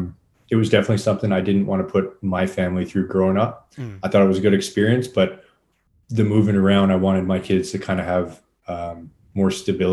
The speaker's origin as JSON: {"language": "English", "town": "Winnipeg", "region": "Manitoba", "country": "Canada", "tie": "born or raised there", "also_born_or_lived": "Moose Jaw, Saskatchewan", "said": "Partially. I was mostly raised here. I think I've spent most of my life in Winnipeg, uh-huh. but I was born in Moose Jaw, Saskatchewan. So that's one province over to the west."}